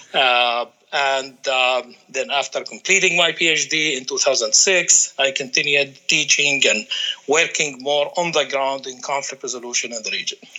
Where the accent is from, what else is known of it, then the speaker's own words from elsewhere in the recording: Palestine; moved away as an adult; also born or lived in Washington D.C. / Qatar; I'm coming from Palestine